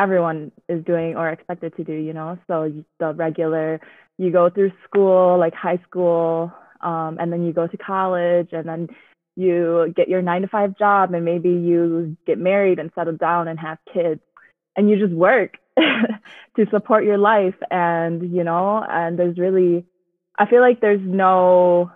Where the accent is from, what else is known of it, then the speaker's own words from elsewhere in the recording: United States; being a Hmong American woman or a girl